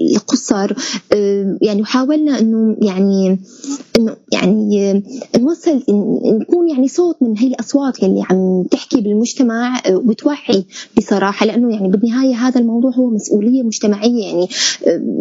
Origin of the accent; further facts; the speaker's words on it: Syria; نحن كسوريين